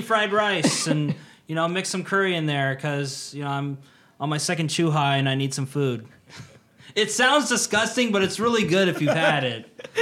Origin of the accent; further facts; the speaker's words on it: United States; moved away as an adult; now in Tokyo, Japan; being Mister American